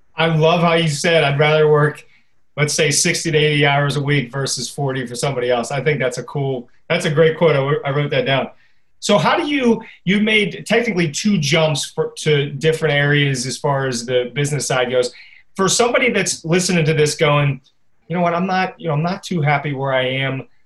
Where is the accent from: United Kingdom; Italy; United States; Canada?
United States; Pittsburgh, Pennsylvania; I'm from Pittsburgh too